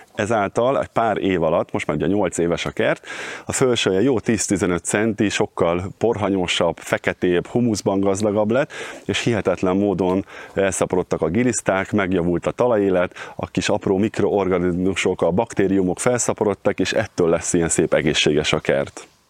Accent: Cegléd, Pest, Hungary; moved away as an adult; also born or lived in Budapest; now in Pilisszentkereszt, Hungary; Vidéken nőttem föl Cegléden, és Pestre kerültem a Kertészeti Egyetemre

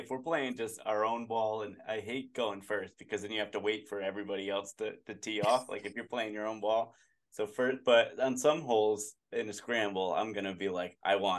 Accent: New England, United States; we're all from New England area, and we, like, I feel like we slip into our accents a lot more when you're surrounded by people with that accent.

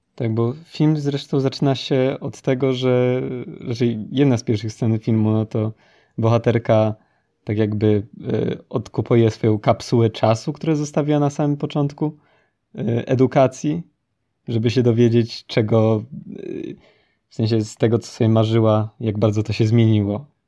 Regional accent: Poland; my się wychowaliśmy w Polsce

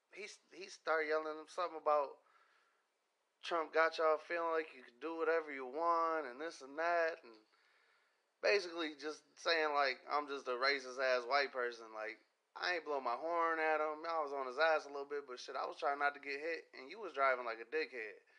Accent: Pontiac, Michigan, United States; moved away; I grew up in Pontiac. I lived in Pontiac.

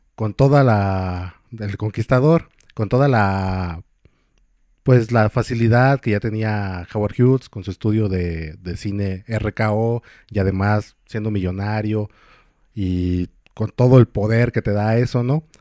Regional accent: Michoacán, Mexico; soy aquí de Michoacán

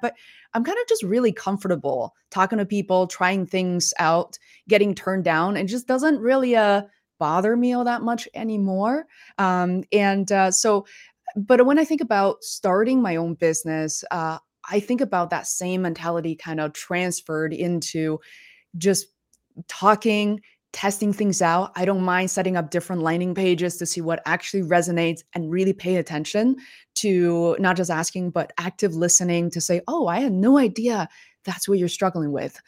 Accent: Beijing, China; moved away; I grew up in Beijing

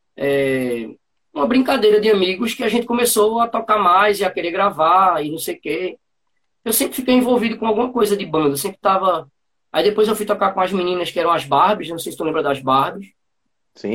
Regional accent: Bezerros, Pernambuco, Brazil; also born or lived in Bonito, Pernambuco; da minha terra, do, de Bezerros

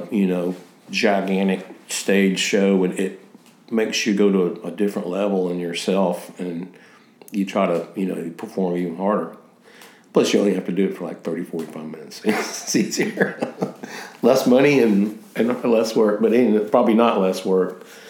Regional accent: the South, United States; But Southern rock is really a lot about how we grew up as kids in the South and some things.

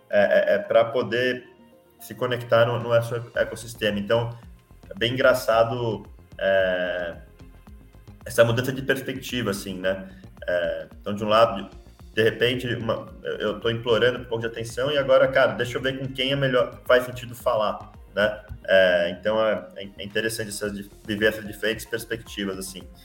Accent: São Paulo, Brazil; moved away as an adult; also born or lived in Rio de Janeiro; sou de São Paulo, fui fazer engenharia de produção

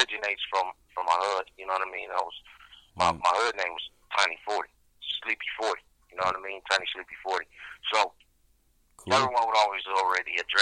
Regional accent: Galveston, Texas, United States; now in Colton, United States; I was born in Galveston, Texas, but I reside from Croton, California, Southern California.

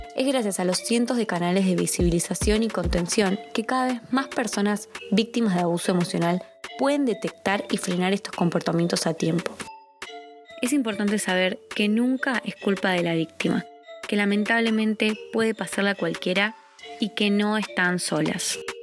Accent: Andalusia, Spain; andaluza que cuento las cosas por mi cultura andaluza que me lo vivo muy intensamente.

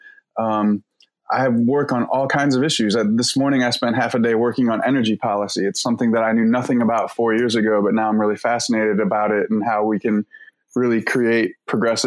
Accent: Cleveland, Ohio, United States; moved away; I grew up in Cleveland, Ohio

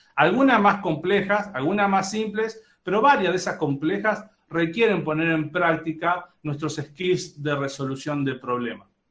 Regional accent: Argentina; accent: Argentine; moved away as an adult; now in Monterrey, Mexico; obviamente lo notan por mi acento, soy argentino, pero siempre digo que soy mitad argentino, mitad mexicano. Hace 13 años que vivo aquí en Monterrey

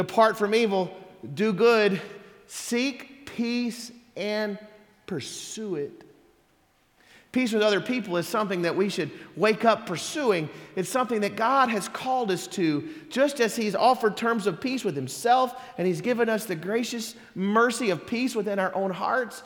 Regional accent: Mississippi, United States; moved away; I'm from Mississippi

